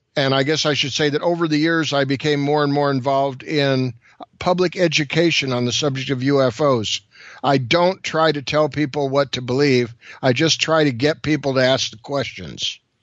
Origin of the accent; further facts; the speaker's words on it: California, United States; I'm from California.